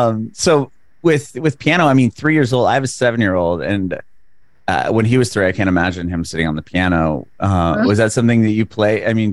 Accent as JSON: {"language": "English", "town": "San Diego", "region": "California", "country": "United States", "moved": "as an adult", "lives_now": "Nashville, United States", "said": "I recently moved to Nashville or to Tennessee. Oh. Yeah, I'm from San Diego. I moved to Nashville like a year and a half ago."}